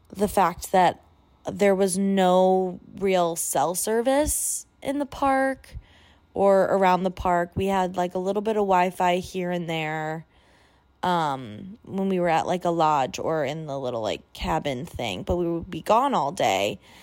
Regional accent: Illinois, United States; moved away as an adult; now in Washington, D.C., United States; I grew up in Illinois, which is very flat.

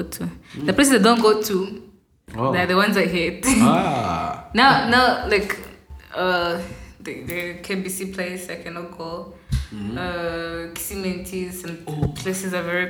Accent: Rwanda; people from Rwanda

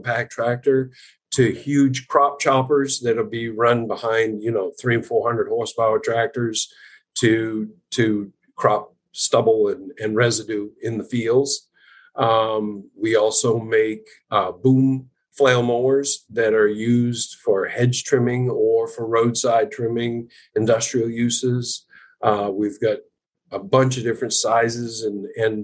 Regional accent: Madison, Maine, United States; I was born and raised in Madison, Maine

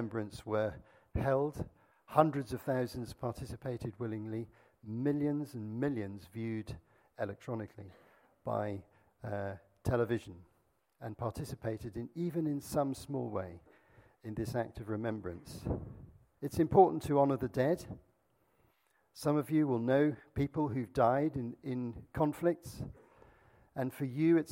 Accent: Azad Kashmir, Pakistan; I grew up in Pakistan, and our family lived very near the border with India, not so far away, in a place called Kashmir on the foothills of the Himalayas

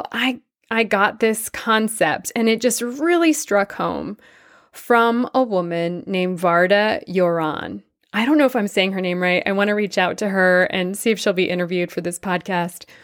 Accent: Tianjin, China; moved away as an adult; I was born in China to Jewish parents who left Russia after World War I to seek refuge from anti Semitism, famine, and pogroms. I spent the first 20 years of my life in China, surviving the Japanese occupation of my town, Tientsin, during World War II.

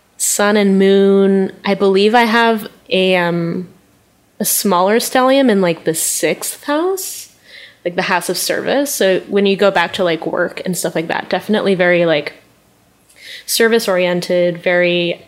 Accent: New York, United States; also born or lived in Long Island; Oh, I grew up in Flushing, Queens.

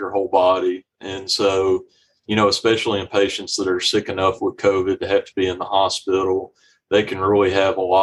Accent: Magnolia, Arkansas, United States; moved away as an adult; also born or lived in Ruston, Louisiana; now in Little Rock, United States; I grew up in Magnolia and I grew up there, went to high school there

